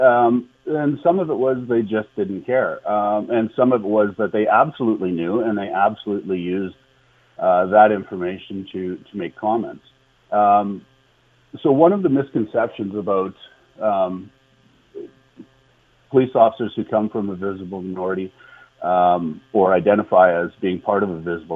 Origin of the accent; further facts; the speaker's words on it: East Prairie Métis Settlement, northern Alberta, Canada; I was born and raised on the East Prairie Métis settlement in northern Alberta.